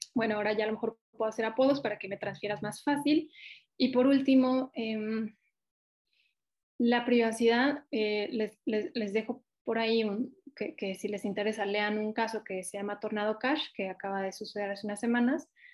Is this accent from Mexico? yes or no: yes; Mexico; yo no soy de Ciudad de México y, y tengo mucha sensibilidad al interior del país